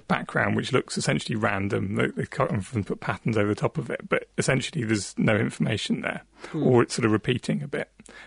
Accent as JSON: {"language": "English", "area": "South Devon", "region": "South West England", "country": "United Kingdom", "tie": "born or raised there", "moved": "yes", "said": "I grew up in South Devon, right on the coast"}